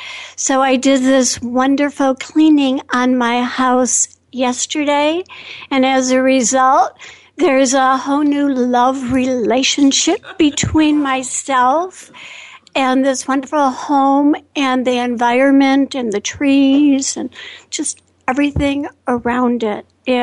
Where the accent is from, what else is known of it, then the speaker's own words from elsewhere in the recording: Chicago, Illinois, United States; I'm from the northern suburbs of Chicago, and I am just so grateful to be here.